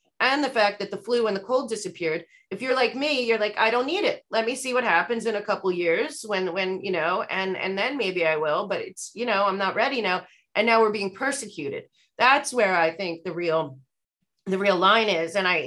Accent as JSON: {"language": "English", "country": "United States", "said": "we're all American"}